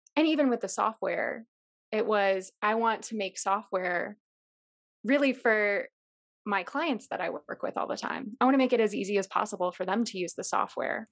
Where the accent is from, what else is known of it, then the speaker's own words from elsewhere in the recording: Chicago, Illinois, United States; I grew up in Chicago